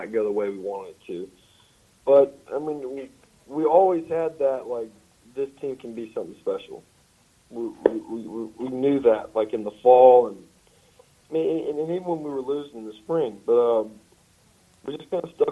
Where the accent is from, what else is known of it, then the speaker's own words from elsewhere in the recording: Pearl, Mississippi, United States; Pearl, my hometown. You know, just growing up in that environment all the time